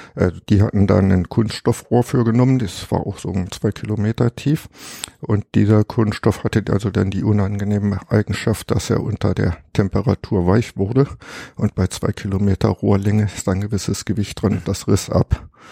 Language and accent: German; Germany; moved away as an adult; Also ich stamme aus dem Harz